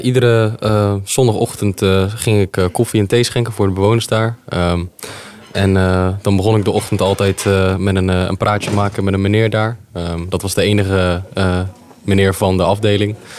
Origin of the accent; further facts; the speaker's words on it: Zwijndrecht, South Holland, Netherlands; ik ben ehm, geboren en getogen in Zwijndrecht